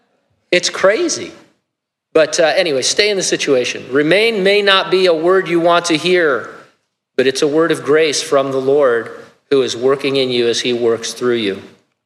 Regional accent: California, United States; God, what were you thinking when I grew up in California? Now I happen to love California.

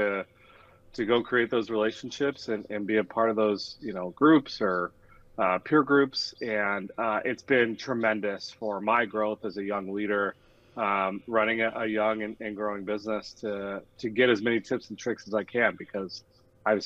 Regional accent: Denver, Colorado, United States; moved away as an adult; now in Milwaukee, United States; born and raised in Denver, Colorado

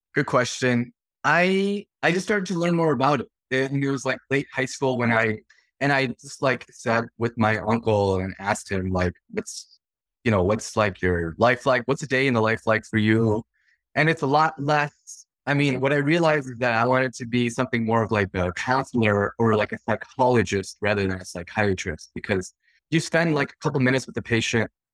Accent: Chicagoland, Illinois, United States; I grew up in Chicagoland. Chicago land area, about forty minutes to the west of the city of Chicago

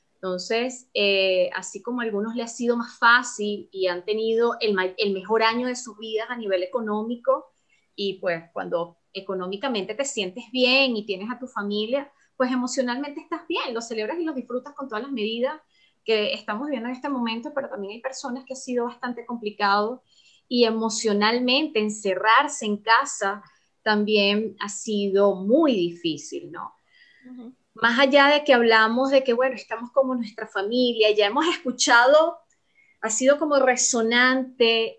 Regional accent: Venezuela; moved away; para nosotros los venezolanos

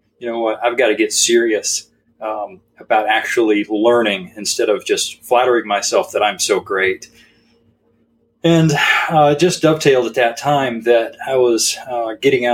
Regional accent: Texas, United States; I grew up in a very firearms friendly home, and so being a Texan and a man

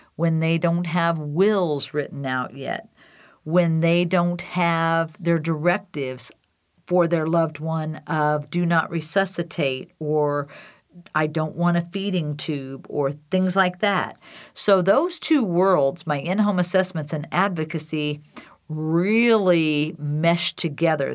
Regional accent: Decatur, Illinois, United States; now in Wheat Ridge, United States; Decatur, Illinois, my hometown

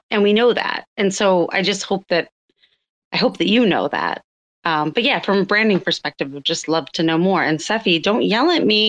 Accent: Boston, Massachusetts, United States; I'm from Boston.

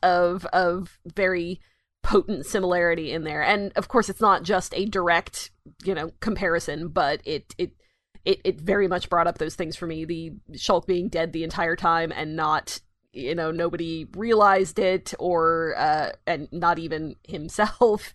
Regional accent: United States; the American here

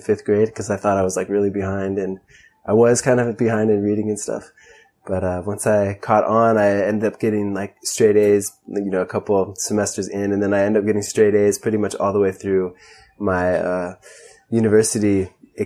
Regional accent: Ojai, California, United States; also born or lived in Santa Barbara, California; I was born in Santa Barbara, grew up in Ojai, and Ojai is a pretty unique place

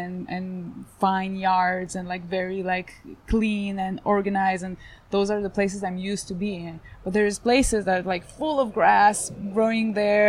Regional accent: Israel; So I was born in Israel, which is a war zone, and for me it's quite regular

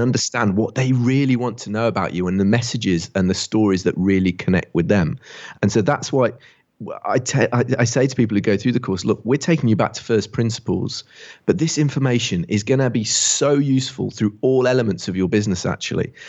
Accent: Barford, West Midlands, United Kingdom; now in Bath, United Kingdom; I grew up in England, just down the road from where William Shakespeare was born

